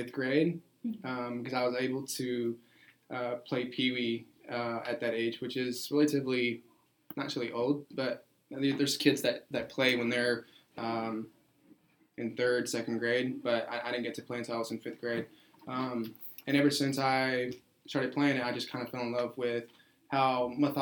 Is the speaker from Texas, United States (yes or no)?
yes; Ferris, Texas, United States; also born or lived in Mexico; now in Corsicana, United States; I am from Mexico. I came here when I was 4 years old, but I grew up in Ferris, Texas